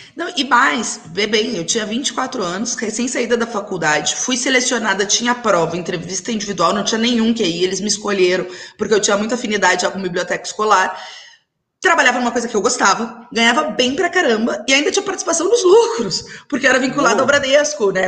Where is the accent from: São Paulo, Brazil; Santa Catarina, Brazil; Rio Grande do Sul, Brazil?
Rio Grande do Sul, Brazil; Alegrete; Eu cresci em Alegrete, que é a cidade do meu pai